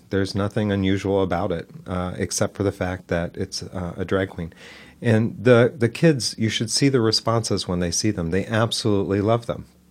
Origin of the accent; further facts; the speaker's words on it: Dayton, Ohio, United States; moved away as an adult; also born or lived in Detroit, Michigan; now in Newark, United States; I was born and raised in Dayton, Ohio